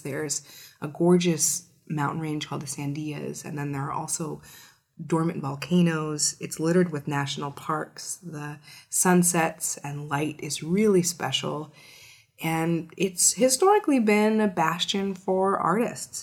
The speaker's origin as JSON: {"language": "English", "town": "Albuquerque", "region": "New Mexico", "country": "United States", "tie": "born or raised there", "moved": "yes", "lives_now": "Washington, D.C., United States", "said": "my being born and raised in New Mexico"}